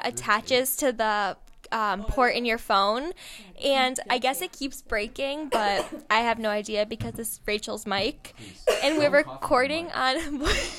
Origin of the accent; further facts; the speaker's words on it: Romeoville, Illinois, United States; Hey everyone … I'm from Romeoville, Illinois, and I go to Central Michigan University